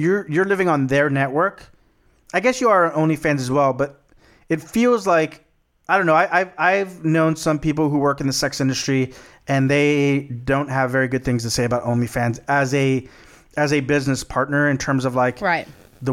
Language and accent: English; Texas, United States; my home state, Texas.